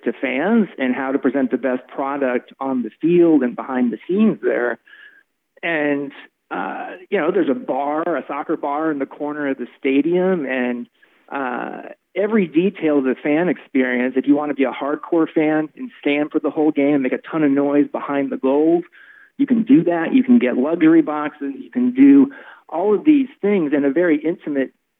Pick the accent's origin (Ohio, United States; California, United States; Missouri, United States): Missouri, United States; Kansas City; moved away; I'm from Kansas City originally.